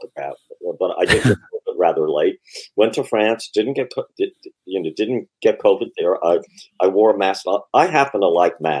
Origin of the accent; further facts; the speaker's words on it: Perth Amboy, New Jersey, United States; I'm from Perth Amboy